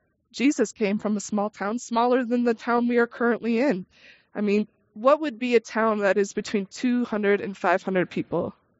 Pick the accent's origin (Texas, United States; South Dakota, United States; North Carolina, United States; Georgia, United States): South Dakota, United States; Arlington; moved away as an adult; also born or lived in Oxford, England / Evanston, Illinois / Milbank, South Dakota / Boston area, Massachusetts; growing up in a small town in South Dakota was the best possible life.